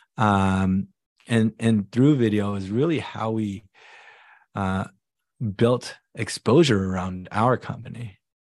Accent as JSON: {"language": "English", "area": "Silicon Valley", "region": "California", "country": "United States", "tie": "born or raised there", "said": "I came over here as an immigrant family. It was, it was just me, my mom, my dad, my younger sister, and we grew up in the Silicon Valley"}